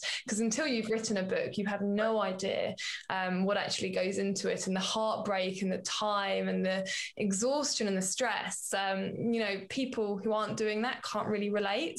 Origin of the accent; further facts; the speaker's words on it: United Kingdom; as British